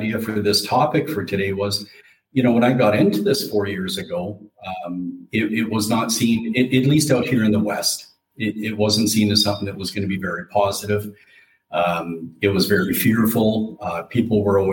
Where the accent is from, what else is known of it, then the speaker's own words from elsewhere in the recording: Calgary, Alberta, Canada; moved away as an adult; also born or lived in Ontario; I am from Calgary, born and raised Calgary, Alberta.